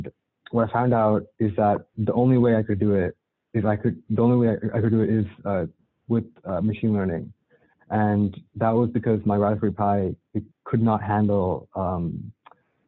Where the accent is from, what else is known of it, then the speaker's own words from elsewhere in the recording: Cupertino, California, United States; I'm from the Bay Area, specifically Cupertino